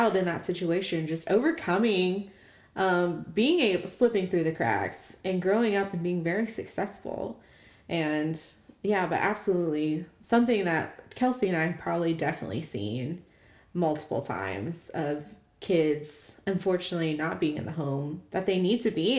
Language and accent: English; Oklahoma, United States; We're from Oklahoma